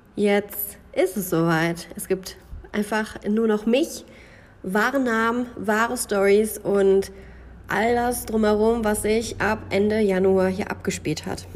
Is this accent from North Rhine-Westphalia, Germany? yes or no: yes; Münsterland, North Rhine-Westphalia, Germany; moved away as an adult; now in Switzerland; das Münsterland noch eine Rolle spielen. Es bleibt nicht aus, es ist meine Heimat